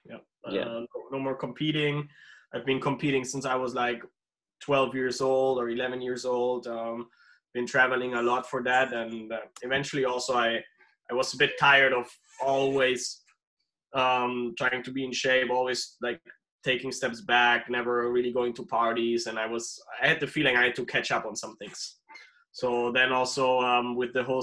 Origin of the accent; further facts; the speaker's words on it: Germany; also born or lived in Dominican Republic; I'm originally from Germany